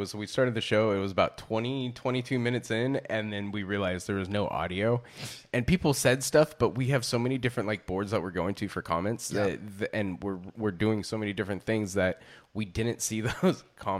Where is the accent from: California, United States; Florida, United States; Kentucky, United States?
California, United States; moved away; I am from the Bay Area originally, but I've been up here most of my life.